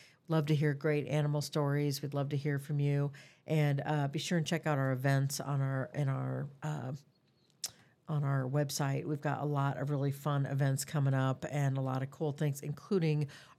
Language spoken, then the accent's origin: English; Des Moines, Iowa, United States; And I grew up in Des Moines. I am so proud that the city of Des Moines has put this level into animals in our community.